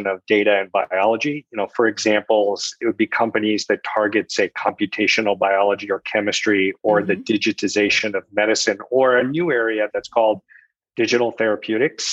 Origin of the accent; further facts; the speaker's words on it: San Francisco, California, United States; moved away as an adult; now in Boston, United States; I grew up in San Francisco for about half my life. So I was maybe 27. And then The rest of my life, I've been here in the Boston area.